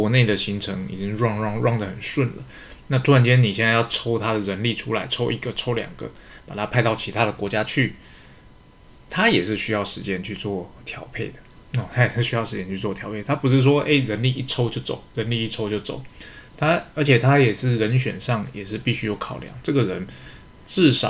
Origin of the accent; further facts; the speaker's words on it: Taiwan; 我们台湾这边开放的比较慢，